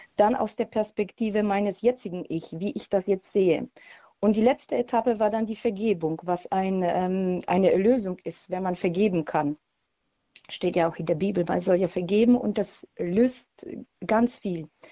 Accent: Poland; now in Heilbronn, Germany; ich komme ursprünglich aus Polen

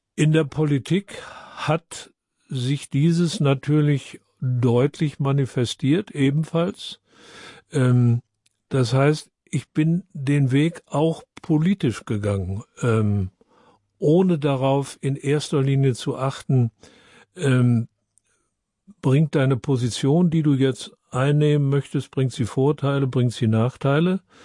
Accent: Freiburg, Baden-Württemberg, Germany; ich komme aus Freiburg

